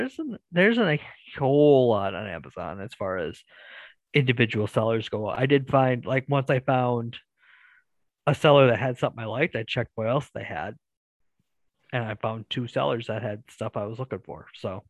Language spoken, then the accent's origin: English; Wisconsin, United States; Yes, from time to time.